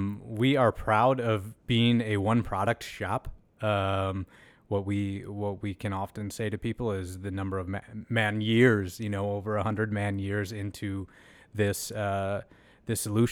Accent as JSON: {"language": "English", "town": "Red Wing", "region": "Minnesota", "country": "United States", "tie": "born or raised there", "said": "Yeah, so not far from here. I was born and raised in Red Wing, Minnesota. A nice town, especially as you reflect on your upbringing, a nice blue-collar, working-class place"}